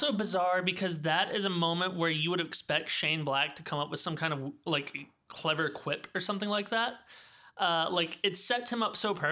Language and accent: English; the South, United States; accent: southern; now in California, United States; grew up in the South.